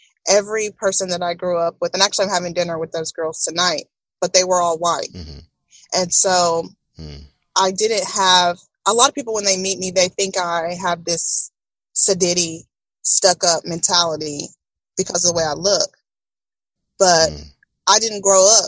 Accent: Tomball, Texas, United States; I came from Tomball, and it was what grew me.

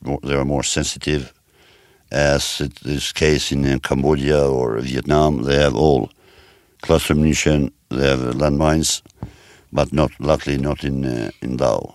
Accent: Kosovo; moved away as an adult; my home country, because Kosovo

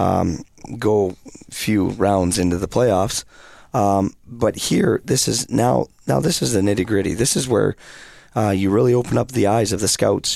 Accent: British Columbia, Canada; now in Rapid City, United States; I grew up in British Columbia

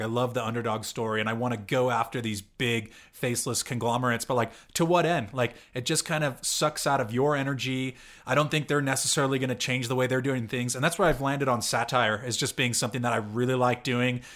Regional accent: California, United States; I'm from California, and I went to school in the Bay Area

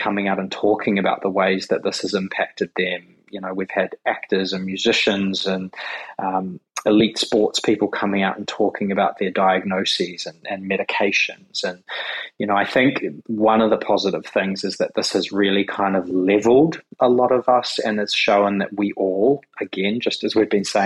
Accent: New Zealand; also born or lived in Australia; now in Sydney, Australia; in New Zealand where I grew up

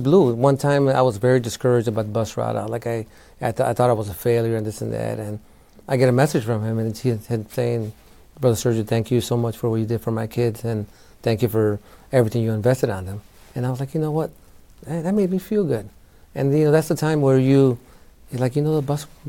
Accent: Chicago, Illinois, United States; moved away as an adult; also born or lived in Florida; I was from Chicago.

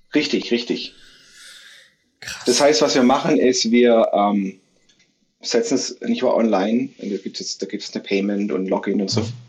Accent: near Stuttgart, Baden-Württemberg, Germany; moved away as an adult; also born or lived in Brazil / Philippines; in meiner Heimatstadt in der Nähe von Stuttgart

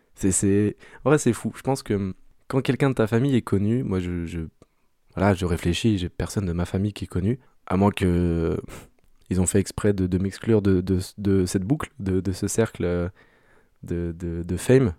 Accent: France; en tant que Français

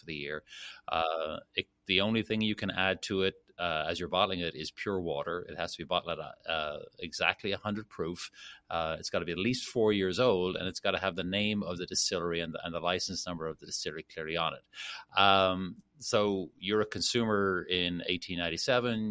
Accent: Dublin, Leinster, Ireland; moved away as an adult; now in Kentucky, United States; born and raised in Dublin, went to school there

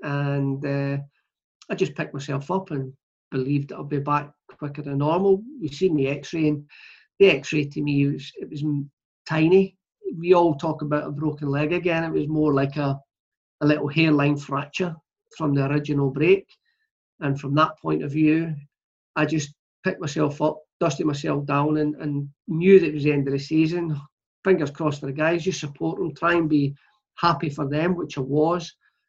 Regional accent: Clydebank, Scotland, United Kingdom; moved away; my local team, Clydebank

